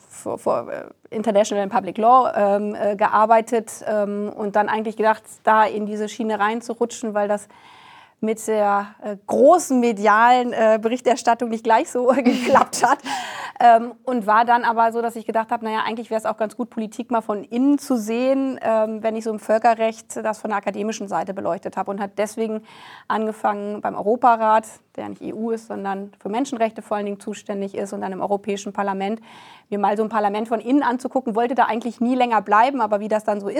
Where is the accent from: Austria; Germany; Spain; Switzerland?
Germany; Lower Saxony; ich komme aus der Region Hannover, für einen Lokalteil der Hannoverschen Allgemeinen gearbeitet